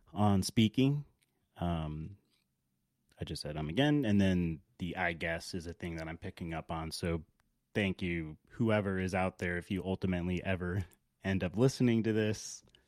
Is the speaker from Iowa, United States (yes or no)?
no; Alaska, United States; also born or lived in Dallas, Texas / Los Angeles, California / Barrow, Alaska / Anchorage, Alaska; I grew up in Alaska, uh, born in Dallas, Texas, moved to Los Angeles, California before the age of one, lived in Los Angeles until six, moved to Anchorage briefly before moving to Barrow, Alaska.